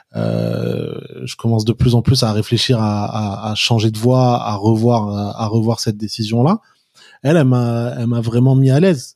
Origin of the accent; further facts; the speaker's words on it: Paris, Île-de-France, France; also born or lived in Kafr el-Dawwar, Egypt; je suis né et j'ai grandi à Paris, d'origine égyptienne et algérienne